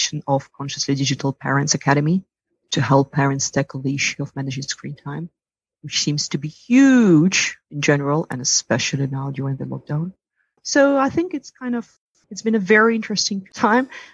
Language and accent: English; Russia; moved away as an adult; also born or lived in Italy / New York / London; I come from Russia. I grew up there.